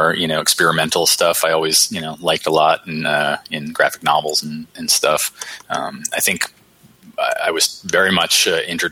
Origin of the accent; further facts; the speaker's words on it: Vermont, United States; moved away; I was a kid from Vermont